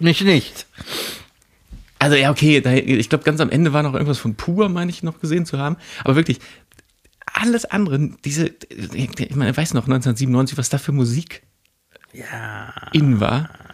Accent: Mülheim an der Ruhr, North Rhine-Westphalia, Germany; ich komme komm ja auch da, aber da ist die andere Ruhrseite

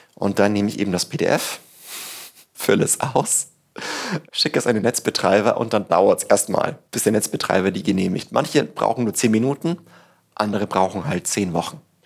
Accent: Tirschenreuth, Bavaria, Germany; now in Berlin, Germany; in Tirschenreuth, wo ich herkomme

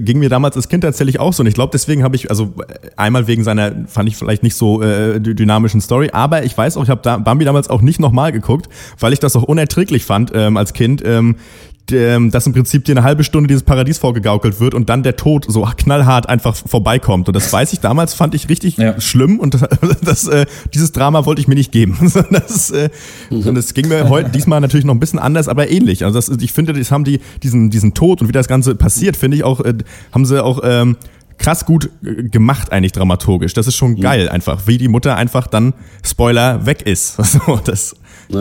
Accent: Schwerin, Mecklenburg-Vorpommern, Germany; da, wo ich herkomme, äh, äh, äh, aus Schwerin

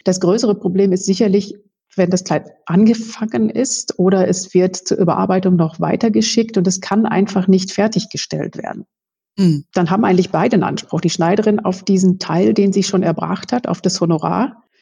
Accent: North Rhine-Westphalia, Germany; moved away as an adult; also born or lived in Münster; now in Munich, Germany; Ich stamme aus Westfalen

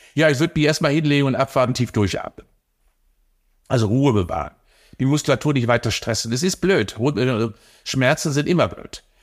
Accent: Cologne, North Rhine-Westphalia, Germany; als Kölner

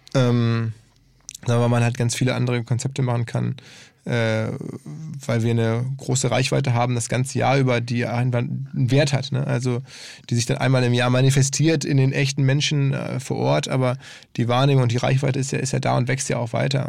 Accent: Essen, North Rhine-Westphalia, Germany; in Essen lebt, also meine Heimatstadt

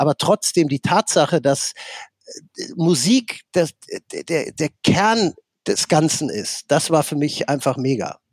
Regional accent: Netherlands; also born or lived in Dortmund; now in Germany; ich komme aus Holland und bin in mhm. Holland groß geworden

